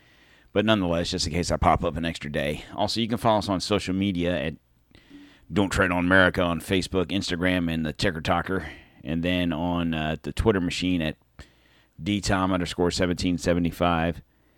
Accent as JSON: {"language": "English", "region": "Pennsylvania", "country": "United States", "tie": "born there", "said": "even though I was born in Pennsylvania, north of Philly, my mom, giant Philadelphia fan, I have lived in Florida for 40-some-odd years"}